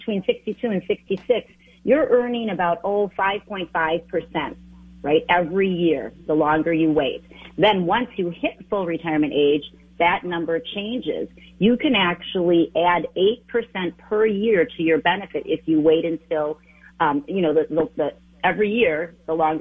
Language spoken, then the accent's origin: English; Wisconsin, United States; moved away as an adult; now in Twin Cities, Minnesota, United States; Born and raised in Wisconsin